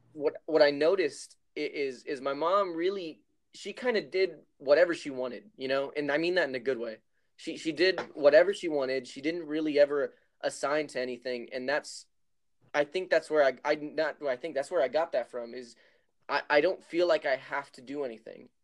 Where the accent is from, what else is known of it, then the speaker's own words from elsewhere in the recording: Helotes, Texas, United States; Yeah, I grew up in Helotes, uh, Texas.